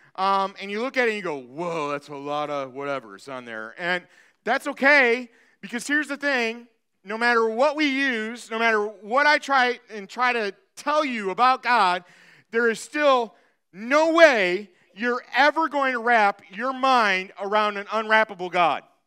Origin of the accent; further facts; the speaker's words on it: Michigan, United States; moved away; I'm from Michigan.